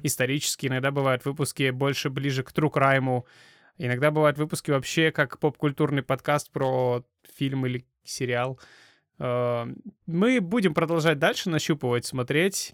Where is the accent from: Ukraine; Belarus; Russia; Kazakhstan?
Kazakhstan; мы э, сами из Казахстана